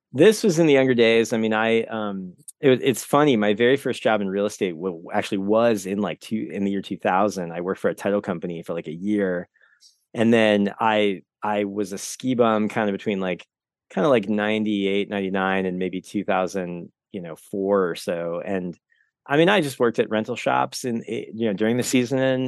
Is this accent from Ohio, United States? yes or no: yes; Cincinnati, Ohio, United States; also born or lived in Seattle, Washington / Denver, Colorado; now in Skagit County, United States; I'm originally from Cincinnati, Ohio.